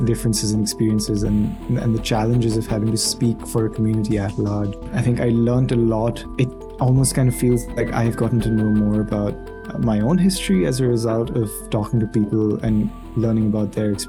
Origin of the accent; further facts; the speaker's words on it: India; now in New York, United States; I am from India and I moved to New York uh, in August 2019 to join a media arts program at Hunter College.